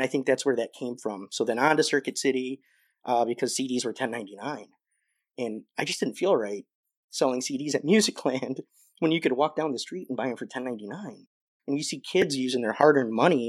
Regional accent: Joliet, Illinois, United States; I grew up in Joliet

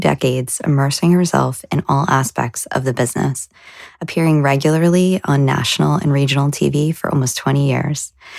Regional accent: New Jersey, United States; now in Boston, United States; as I moved to Boston away from New Jersey

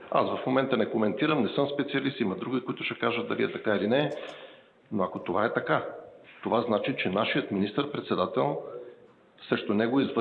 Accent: Bulgaria; И аз като българин съм възмутен.

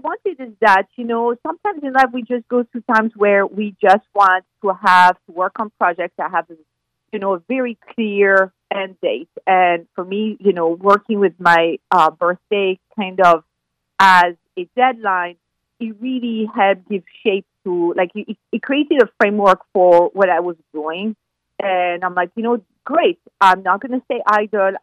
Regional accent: France; moved away as an adult; now in United States; I'm from France. Yes. And I've lived in the U.S. for 20 years now.

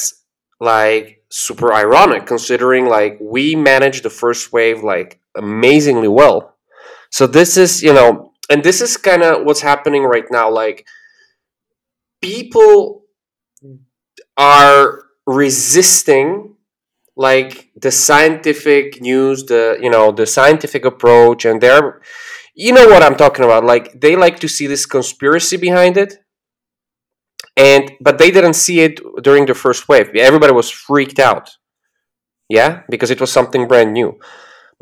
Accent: Slovakia; moved away as an adult; also born or lived in Spain; I am from Slovakia, which is in the center of Europe

